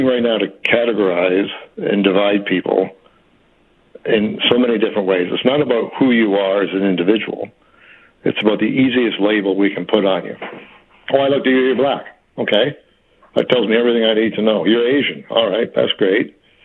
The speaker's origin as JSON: {"language": "English", "country": "Canada", "said": "we're Canadian"}